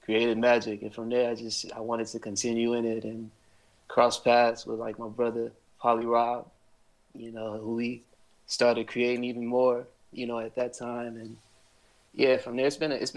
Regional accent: Inglewood, California, United States; I was born and raised in Inglewood.

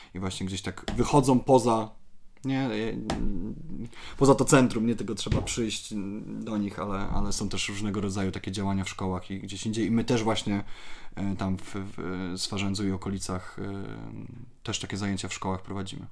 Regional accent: Poland; ja jestem z małego miasteczka

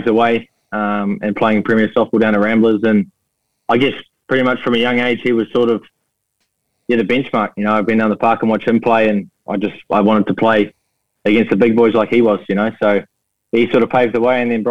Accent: Auckland, New Zealand; I'm born and bred in Auckland, mate. Waitakere, to be specific.

